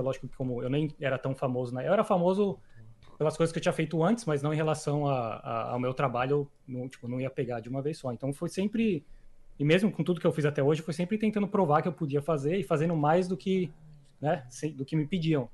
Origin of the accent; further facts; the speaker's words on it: São Paulo, Brazil; moved away as an adult; eu sou de São Paulo, eu cresci em São Paulo, Ipiranga